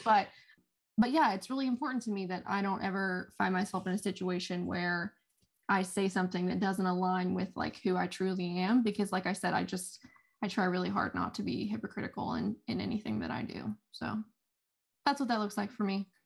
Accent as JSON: {"language": "English", "town": "Fairmont", "region": "West Virginia", "country": "United States", "also_born_or_lived": "Huntington", "moved": "as an adult", "said": "I'm not from Huntington, so I'm from Fairmont, and home was three hours away from me"}